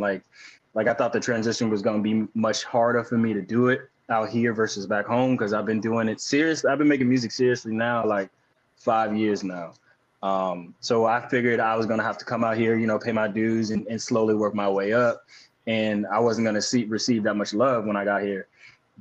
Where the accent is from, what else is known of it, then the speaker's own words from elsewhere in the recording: Daytona Beach, Florida, United States; moved away as an adult; now in New York, United States; That's where I'm from. I'm from Daytona Beach, and it's not like, it's like a mixture of a city and also the sticks.